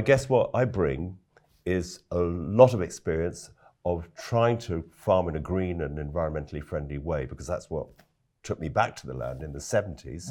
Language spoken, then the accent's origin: English; London, United Kingdom; moved away as an adult; also born or lived in West Wales; I, I am a Londoner, actually. Grew up in London